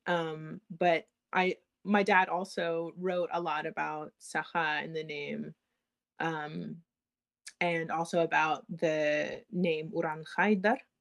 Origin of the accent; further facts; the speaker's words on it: United States; I'm from the I was born in the United States.